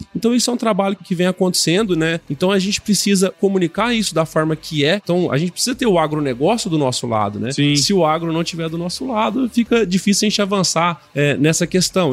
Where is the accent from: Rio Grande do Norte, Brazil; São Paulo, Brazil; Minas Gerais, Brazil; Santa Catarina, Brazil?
Minas Gerais, Brazil; Uberaba; Eu sou nascido em Uberaba, né, Minas Gerais, lá no Triângulo Mineiro.